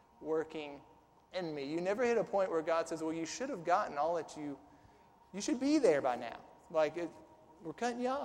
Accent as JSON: {"language": "English", "region": "Southern Illinois", "country": "United States", "moved": "yes", "lives_now": "Tennessee, United States", "said": "I'm from Southern Illinois"}